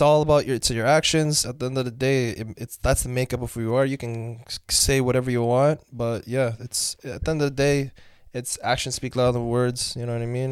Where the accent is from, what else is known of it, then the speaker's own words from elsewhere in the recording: London, Ontario, Canada; also born or lived in Mauritania; I'm Canadian nationally